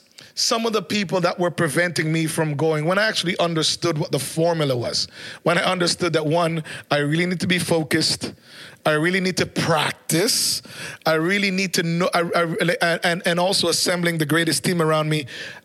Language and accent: English; Canada; also born or lived in Jamaica; Yes, I was born in Jamaica, and I'm extremely proud Jamaican, culturally or in every way. But also moving to Canada, even before I was a teenager